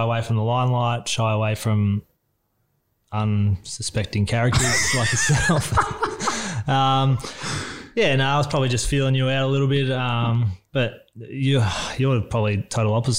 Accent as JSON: {"language": "English", "town": "Emerald", "region": "Victoria", "country": "Australia", "tie": "born or raised there", "said": "it was a great place to grow up. Just sort of quite bushy, classed as metropolitan, but yeah, it was quite sort of country, sort of small town. Yeah, grew up, lived not far from the footy ground"}